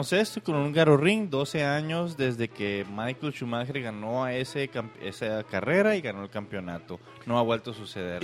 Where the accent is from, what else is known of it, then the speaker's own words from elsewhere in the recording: Mexico; Yo como soy mexicano